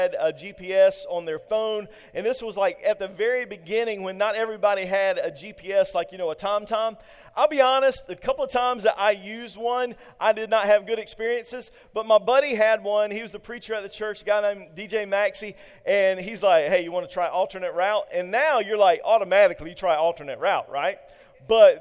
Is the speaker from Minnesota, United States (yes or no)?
no; Eastern North Carolina, United States; I'm from Eastern North Carolina